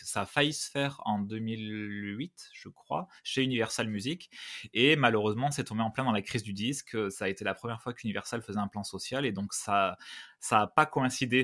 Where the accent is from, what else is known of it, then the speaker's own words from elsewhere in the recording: Valence, Auvergne-Rhône-Alpes, France; moved away; also born or lived in Montpellier / Nîmes; je suis né à Valence, dans la Drôme, dans le 26, euh, du Dauphiné à fond, bien sûr. Donc ça, c'est mon, fief, la Drôme, Drôme Ardèche, c'est vraiment là où j'ai passé toute mon enfance